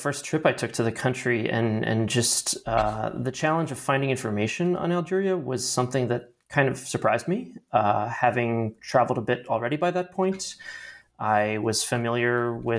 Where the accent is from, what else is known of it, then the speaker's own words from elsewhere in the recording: Baltimore, Maryland, United States; I am originally from Baltimore, Maryland, and I grew up with a bit of a sort of intellectual curiosity about the outside world